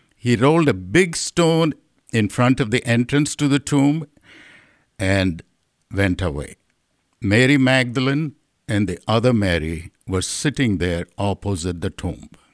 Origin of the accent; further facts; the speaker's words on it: India; moved away; my understanding of Lent growing up in India is purely the season of suffering.